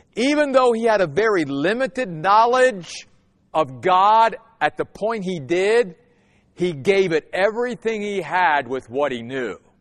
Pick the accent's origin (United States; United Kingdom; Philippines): United States; Western Maryland; now in Phoenix, United States; I grew up in Western Maryland.